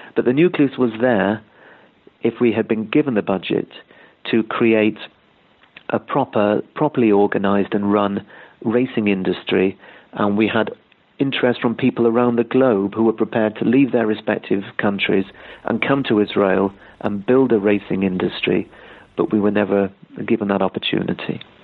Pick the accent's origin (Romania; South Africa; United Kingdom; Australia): United Kingdom; moved away; I'm originally from Britain